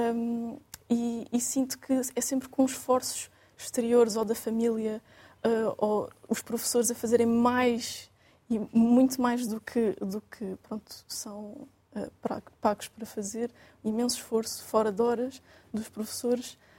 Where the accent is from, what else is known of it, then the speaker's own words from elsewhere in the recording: Quarteira, Faro, Portugal; moved away as an adult; now in Lisbon, Portugal; sou natural de quarteira no Algarve